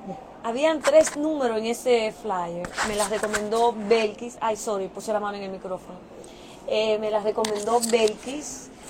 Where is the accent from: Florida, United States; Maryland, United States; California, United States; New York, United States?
New York, United States; moved away as an adult; also born or lived in Dominican Republic; now in Indianapolis, United States; soy dominicana, vine desde pequeña aquí a New York, eh, me crié, estudié allá